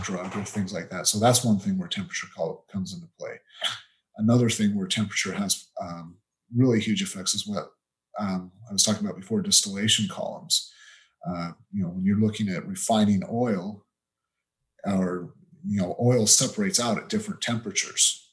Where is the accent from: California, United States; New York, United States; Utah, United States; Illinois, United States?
Utah, United States; moved away as an adult; also born or lived in United Kingdom; that's where I grew up. So I'm originally from Utah.